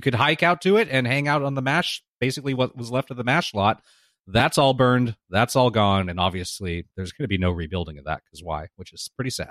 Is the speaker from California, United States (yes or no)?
yes; Southern California, United States; growing up in Southern California